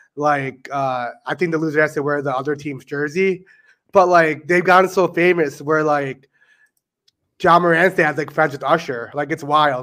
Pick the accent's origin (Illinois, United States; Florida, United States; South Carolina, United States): Illinois, United States; Chicago; we're from Chicago